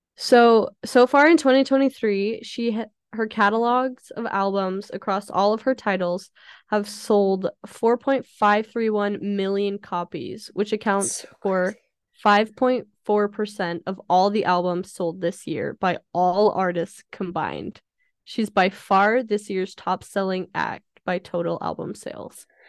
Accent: Idaho, United States; I am from Idaho and I don't like potatoes

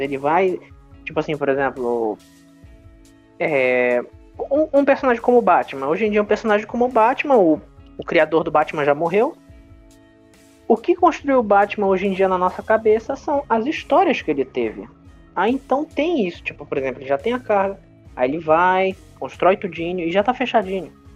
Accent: Brazil; a gente é brasileiro

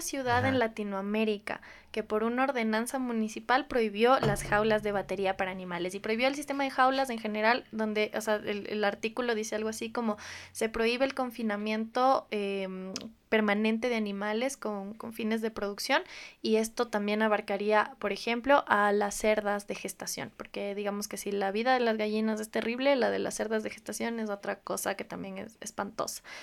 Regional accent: Riobamba, Chimborazo, Ecuador; moved away as an adult; soy de Riobamba

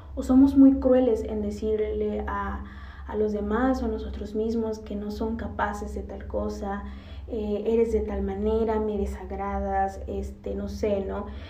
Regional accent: Mexico; decimos como cultura mexicana

